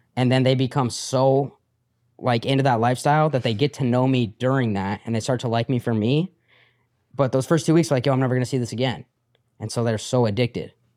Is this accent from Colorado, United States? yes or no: yes; Colorado, United States; born or raised there